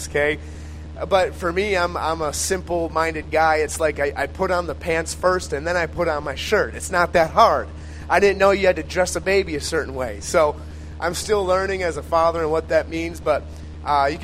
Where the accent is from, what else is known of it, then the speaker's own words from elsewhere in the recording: Eagan, Minnesota, United States; I live in the cities area, Eagan specifically, born and raised in Eagan my whole life, so all I know is Eagan, Minnesota